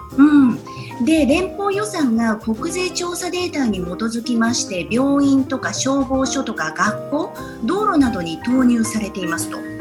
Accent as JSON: {"language": "Japanese", "region": "Saitama", "country": "Japan", "tie": "born or raised there", "moved": "yes", "lives_now": "New York, United States", "said": "私埼玉県出身なんですけど"}